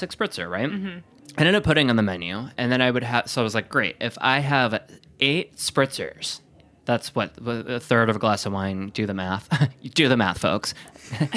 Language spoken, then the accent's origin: English; Wisconsin, United States; I'm from Wisconsin